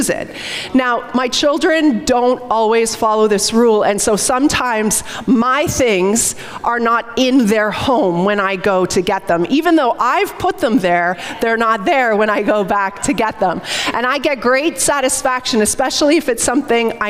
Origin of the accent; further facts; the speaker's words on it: St. Catharines, Ontario, Canada; We grew up together in St. Catharines